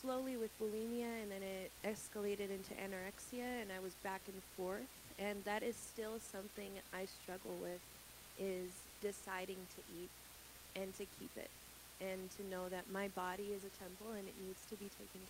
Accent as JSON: {"language": "English", "country": "Brazil", "tie": "born or raised there", "said": "Gabe and I are actually from Brazil. We were born and raised. We're missionary kids from Brazil."}